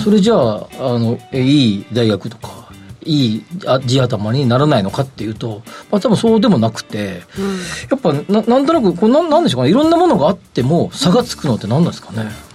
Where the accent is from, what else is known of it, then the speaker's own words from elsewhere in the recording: Kansai, Japan; now in Tokyo, Japan; 出身があっちなんで